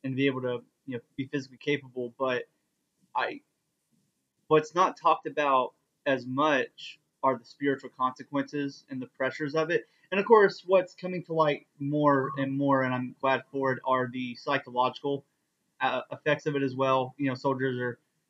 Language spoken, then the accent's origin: English; East Texas, United States; I was raised Baptist in the Bible Belt in East Texas